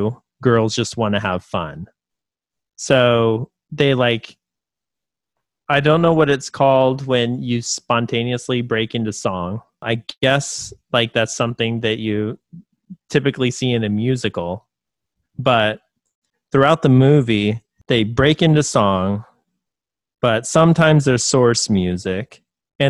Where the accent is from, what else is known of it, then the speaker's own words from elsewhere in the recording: California, United States; I'm from California and I've never really known anybody to really speak that way. But then again, I didn't grow up in the greater Los Angeles area.